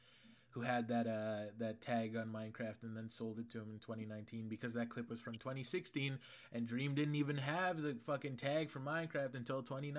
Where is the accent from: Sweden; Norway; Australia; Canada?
Canada; I'm Canadian.